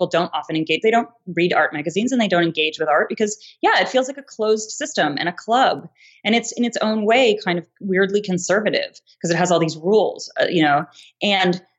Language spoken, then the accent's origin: English; East Coast, United States; moved away as an adult; also born or lived in New York; now in Los Angeles, United States; I grew up on the East Coast